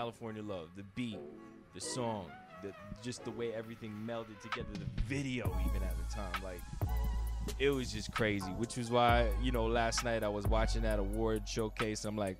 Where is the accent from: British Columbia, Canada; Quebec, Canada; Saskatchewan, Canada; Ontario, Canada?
Ontario, Canada; Toronto; coming up on the East Coast, growing up in Toronto